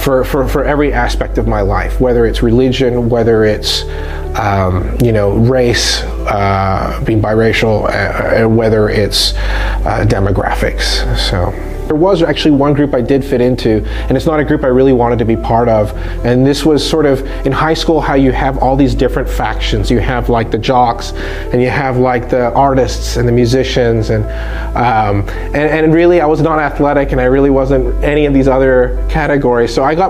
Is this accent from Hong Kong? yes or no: yes; Hong Kong; But what I would say is that I grew up overseas in Hong Kong, which was a British colony or a crown colony is what they called it.